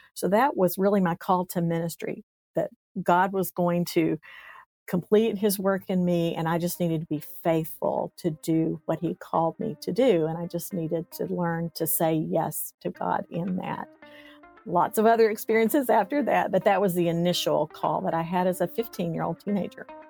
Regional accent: East Tennessee, United States; I grew up in East Tennessee. So I tell people I'm a hillbilly. I came from the hills of East Tennessee in a little tiny town.

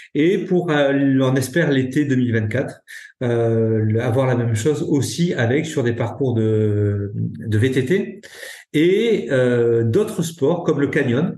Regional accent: Ariège, Occitania, France; chez nous en Ariège

